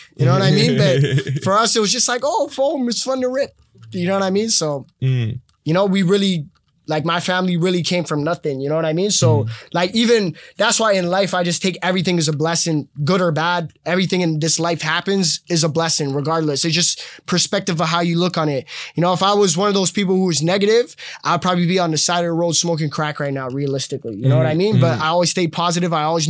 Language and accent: English; Palestine; now in Canada; Growing up in Palestine and seeing, like, being in that, like, middle of that conflict and all that stuff is a little different, right?